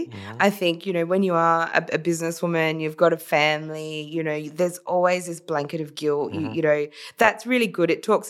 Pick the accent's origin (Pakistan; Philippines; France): Philippines; now in Australia; I'm Filipino, Daniel, we believe in bartering.